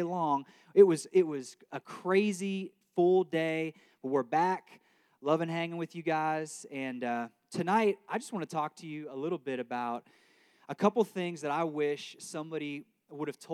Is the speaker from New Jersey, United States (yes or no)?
no; right outside of Akron, Ohio, United States; moved away as an adult; now in Arkansas, United States; I grew up right outside of Akron, Ohio